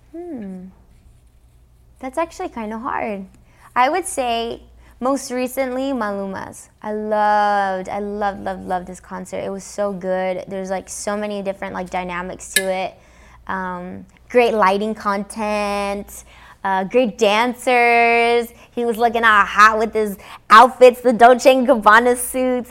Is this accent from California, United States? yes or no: yes; Los Angeles, California, United States; first language English; I'm from Los Angeles, because I grew up in America